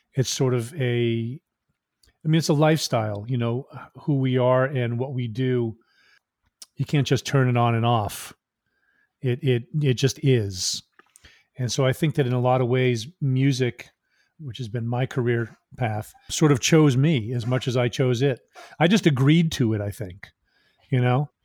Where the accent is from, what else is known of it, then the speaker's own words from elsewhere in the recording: Maine, United States; also born or lived in Massachusetts; I was born in Massachusetts, then I moved to Maine, I think I was in second grade